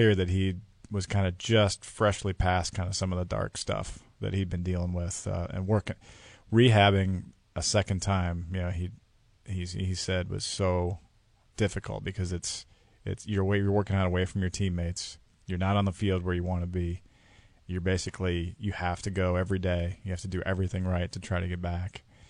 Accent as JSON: {"language": "English", "town": "Iowa City", "region": "Iowa", "country": "United States", "tie": "born or raised there", "said": "I grew up in Iowa City."}